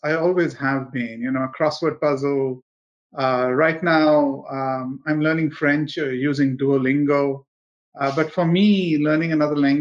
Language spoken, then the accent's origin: English; India; moved away as an adult; now in Canada; the India that I grew up in the 1970s and the 1980s